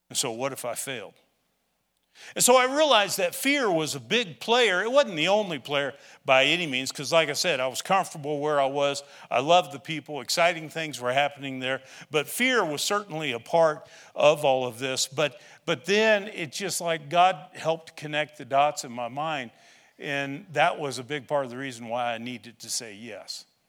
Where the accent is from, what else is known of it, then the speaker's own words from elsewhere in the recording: Shawnee County, Kansas, United States; moved away; also born or lived in Illinois; I grew up in Shawnee County, the other side of Topeka.